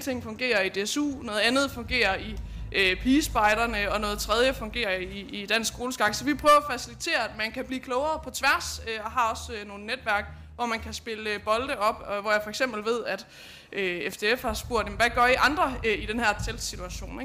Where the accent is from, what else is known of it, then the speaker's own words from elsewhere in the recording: Lind, Central Denmark Region, Denmark; nu kommer jeg selv fra Lind, lidt syd for Herning